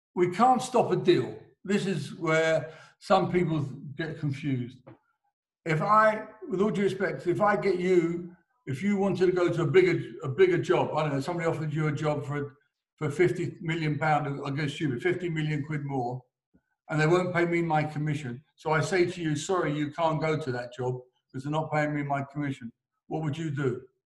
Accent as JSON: {"language": "English", "region": "England", "country": "United Kingdom", "said": "I'm English"}